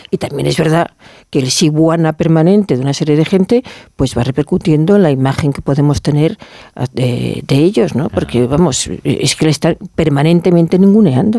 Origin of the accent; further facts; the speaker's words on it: Galicia, Spain; como gallega